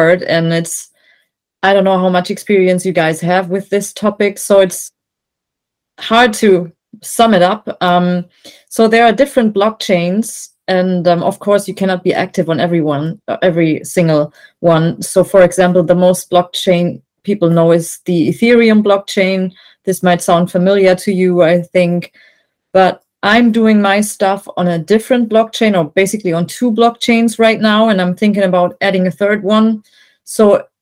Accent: Germany; I'm from Germany, and I make electronic music mostly

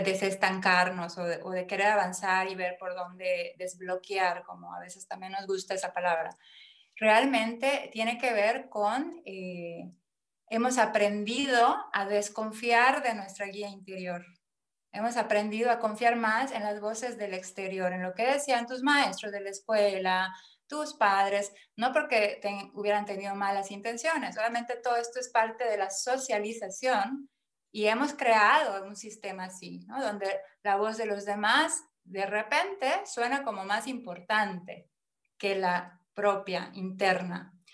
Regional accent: Mérida, Yucatán, Mexico; moved away as an adult; now in Konstanz, Germany; nací en Mérida, Yucatán, México y bueno, ahí están mis raíces

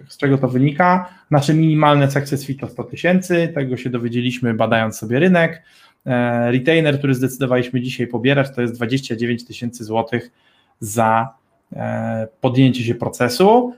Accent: Gdynia, Pomeranian Voivodeship, Poland; my jesteśmy prostymi chłopakami z małej wioski rybackiej nad morzem, z Gdyni

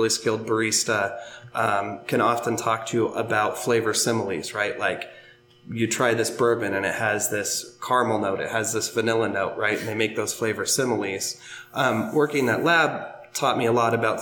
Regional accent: Pacific Northwest, United States; moved away; I'm originally from the Pacific Northwest

